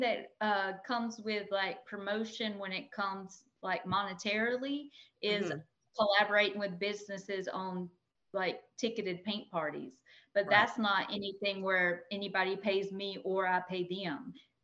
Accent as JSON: {"language": "English", "town": "Tifton", "region": "Georgia", "country": "United States", "moved": "as an adult", "lives_now": "Tallahassee, United States", "said": "I'm from South Georgia, I'm from Tifton, Georgia"}